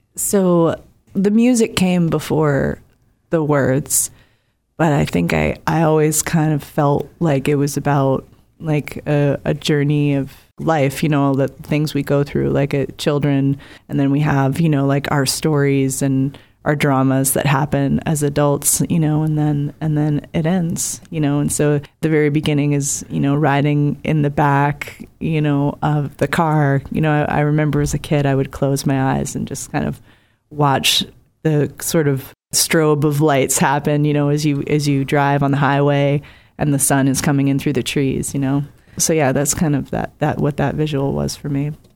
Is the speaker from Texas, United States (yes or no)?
no; Cape Cod, Massachusetts, United States; moved away; I grew up on the Cape and lived in some different places